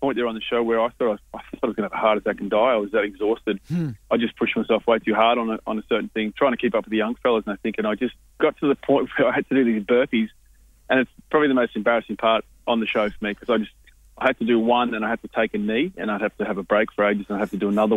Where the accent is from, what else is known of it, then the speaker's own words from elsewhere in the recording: Queensland, Australia; now in Byron Bay, Australia; I am a Queenslander